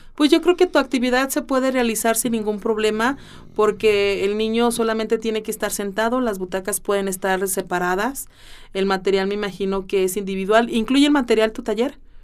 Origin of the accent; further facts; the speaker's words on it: Mexico; como buenos mexicanos